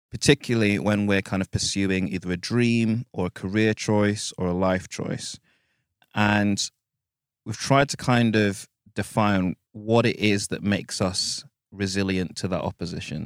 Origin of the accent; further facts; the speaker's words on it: United Kingdom; being black British